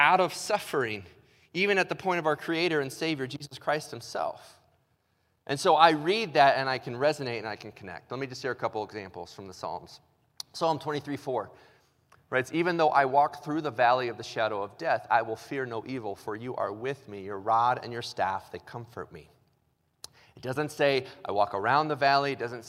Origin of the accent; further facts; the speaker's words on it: Illinois, United States; moved away; also born or lived in Ohio; I was born in Illinois